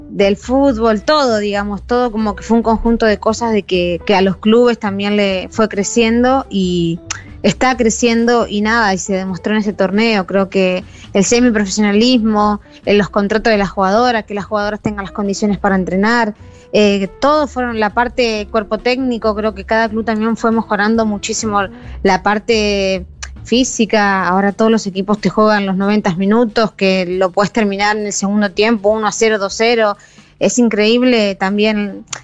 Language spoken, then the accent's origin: Spanish; Entre Ríos, Argentina; moved away; porque vine de Entre Ríos y estuve muchos años jugando ahí me formó como jugadora